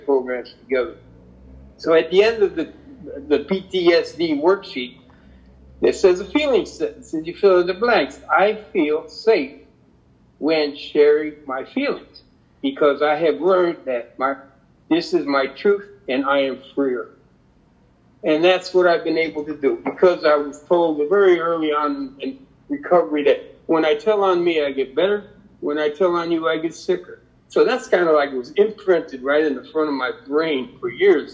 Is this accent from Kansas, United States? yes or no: no; Connecticut, United States; growing up in Connecticut, I have a sister two years younger than myself